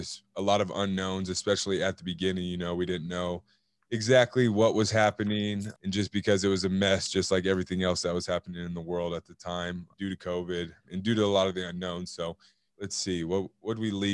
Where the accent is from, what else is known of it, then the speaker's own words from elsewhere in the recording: Cedar Rapids, Iowa, United States; moved away as an adult; also born or lived in Massachusetts; now in Washington, United States; I'm originally from Cedar Rapids, Iowa.